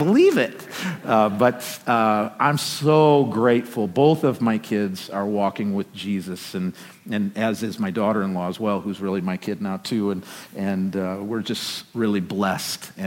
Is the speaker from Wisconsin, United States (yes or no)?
yes; Green Bay, Wisconsin, United States; moved away; I grew up in Green Bay, Wisconsin